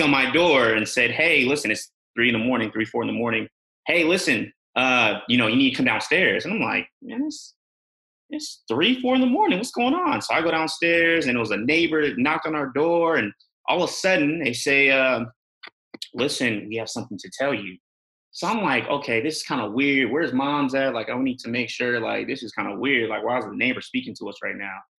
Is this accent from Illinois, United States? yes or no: no; Bay Area, California, United States; also born or lived in England; I'm from California, you know, I'm from the Bay Area